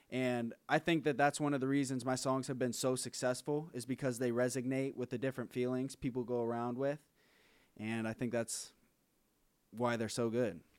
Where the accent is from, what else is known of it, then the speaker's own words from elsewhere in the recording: Akron, Ohio, United States; we're from Akron, Ohio